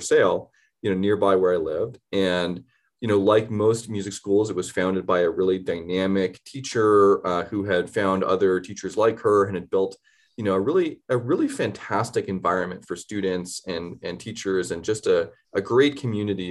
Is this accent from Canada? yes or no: yes; Canada; moved away as an adult; also born or lived in Boston / New York City; now in Denver, United States; I grew up in Canada. I moved to the States for college.